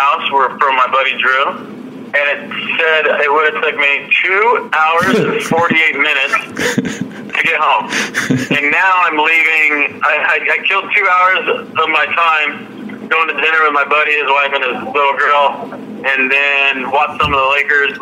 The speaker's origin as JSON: {"language": "English", "region": "Southern California", "country": "United States", "tie": "born or raised there", "said": "me growing up in Southern California"}